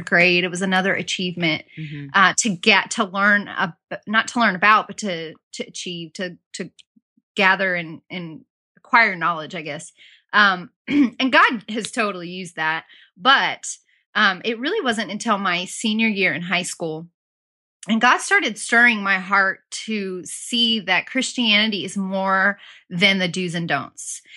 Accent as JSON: {"language": "English", "region": "Southern California", "country": "United States", "tie": "born or raised there", "also_born_or_lived": "Auburn, Alabama", "moved": "as an adult", "said": "I grew up in Southern California"}